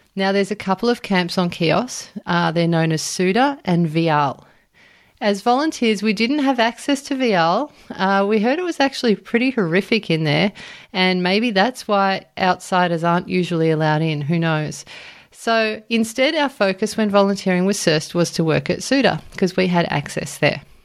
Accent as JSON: {"language": "English", "country": "Australia", "said": "I was from Australia"}